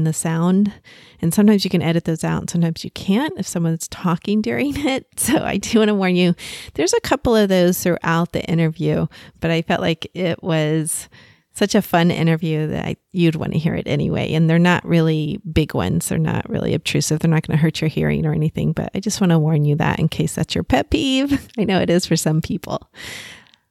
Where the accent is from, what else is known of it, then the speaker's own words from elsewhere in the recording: Texas, United States; accent: Texas; I was raised in Texas